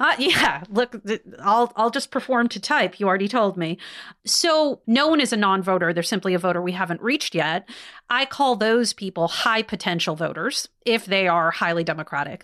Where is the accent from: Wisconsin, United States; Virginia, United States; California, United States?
Wisconsin, United States; in Wisconsin, which is my home state